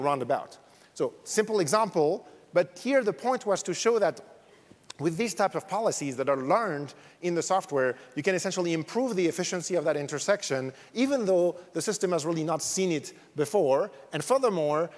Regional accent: France; accent: French; English is a second language; moved away; You probably noticed from my accent, I'm French

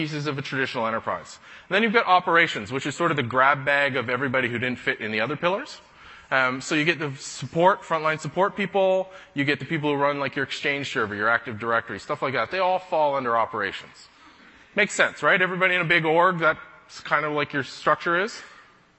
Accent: Canada; I'm a Canadian

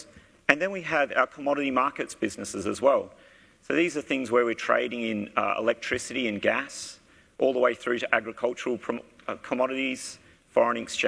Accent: Australia; you can probably pick from my accent, I am from Australia

